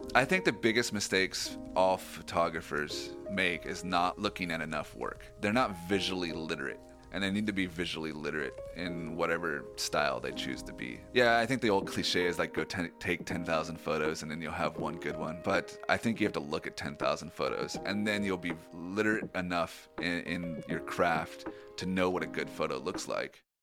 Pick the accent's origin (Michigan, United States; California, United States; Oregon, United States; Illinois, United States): Oregon, United States; Boring; moved away; I'm originally from Oregon, uh, from a town called Boring.